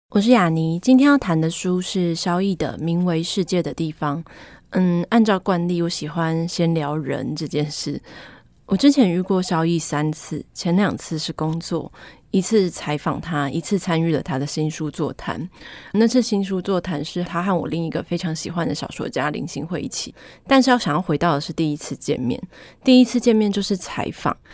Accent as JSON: {"language": "Chinese", "town": "Taichung", "country": "Taiwan", "tie": "born or raised there", "said": "我的家乡在台中，我们家乡人有时候讲台语的时候，外地人会说，哦，你们讲台语有一种愧靠"}